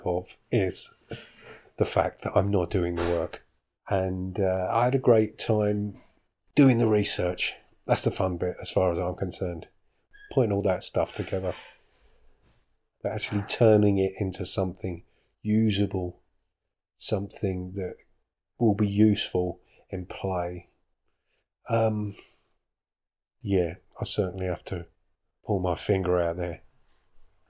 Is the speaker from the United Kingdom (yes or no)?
yes; United Kingdom; I'm British